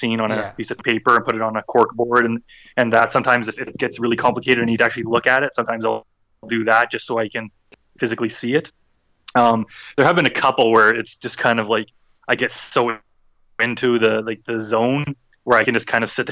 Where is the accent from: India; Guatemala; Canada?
Canada; Edmonton, Alberta; my city of Edmonton in Canada